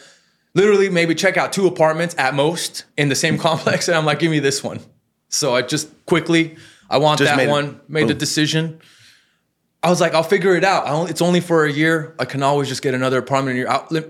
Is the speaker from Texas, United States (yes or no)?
no; Los Angeles, California, United States; And born and raised in Hollywood